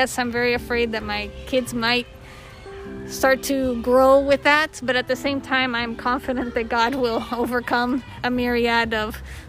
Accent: Mexico; also born or lived in Costa Rica / Ecuador / United States; now in Brazil; I grew up in Latin America. I grew up in Mexico and Costa Rica and Ecuador. Went to the U.S. only for college.

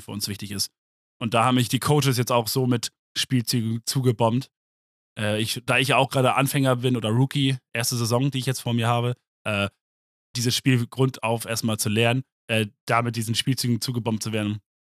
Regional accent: Germany; ich bin Deutscher

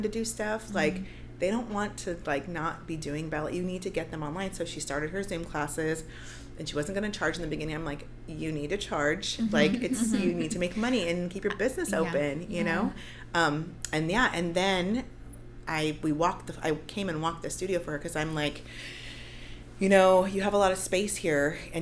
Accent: South Bay, Los Angeles, California, United States; also born or lived in San Francisco / San Pedro; I grew up in the South Bay. I went to Bishop Montgomery High School.

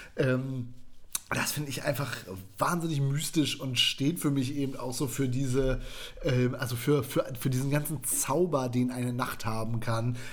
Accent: West Germany, Germany; Ich bin Westdeutscher.

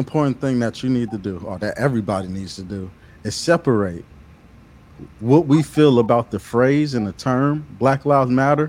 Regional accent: Pensacola, Florida, United States; I'm from Pensacola. It's a very small city.

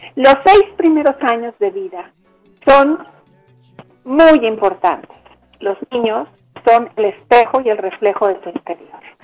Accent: Mexico; now in Bogotá, Colombia; yo soy mexicana y en mi país

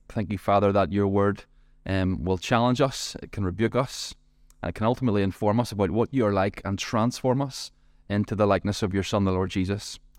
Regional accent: Ballymena, Northern Ireland, United Kingdom; my hometown, Ballymena

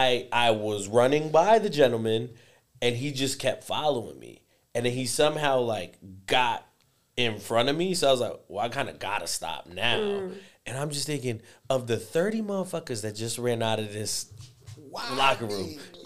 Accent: Puerto Rico; accent: Puerto Rican Spanish; moved away; also born or lived in Spain; when I lived in Spain, they could tell that I was from Puerto Rico based on the Spanish that I spoke.

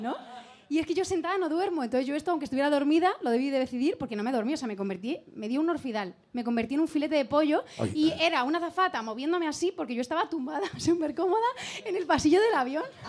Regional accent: Spain; como buena española

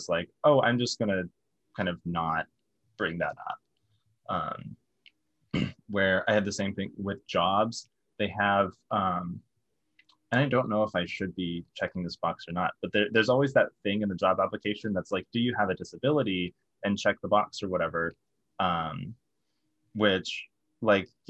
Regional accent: the South, United States; growing up in the South

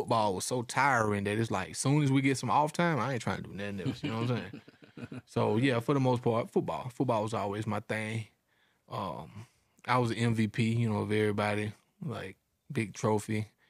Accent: Georgia, United States; to my city, man. Shout out to Morrow County. My high school was called Mary Persons High School. In my hometown, you know, population of 4,000, we only had one high school.

